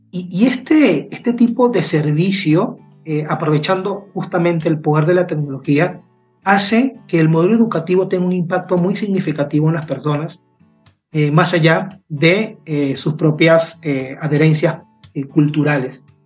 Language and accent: Spanish; Peru; moved away; Yo soy peruano y me encuentro en este momento fuera de mi país